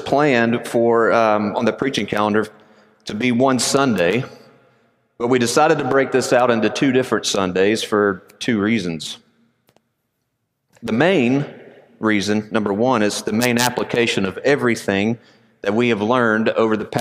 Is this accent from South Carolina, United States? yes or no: no; Conyers, Georgia, United States; Although I am a Georgia boy, I was born and raised in Conyers, Georgia.